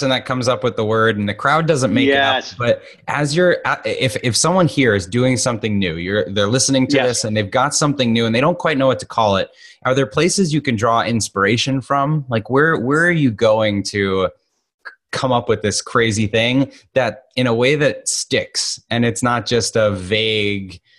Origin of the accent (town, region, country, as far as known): Boston, Massachusetts, United States